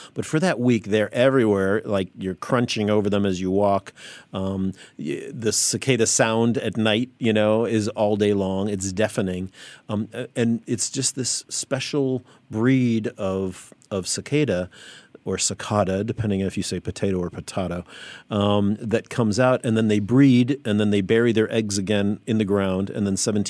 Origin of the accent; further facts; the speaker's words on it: Chicago, Illinois, United States; There was a similar thing that happened when I was growing up in the Chicago area in the U.S., and that was the 17-year locust.